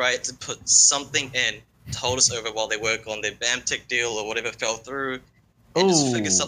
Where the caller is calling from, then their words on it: New Zealand; I'm from New Zealand.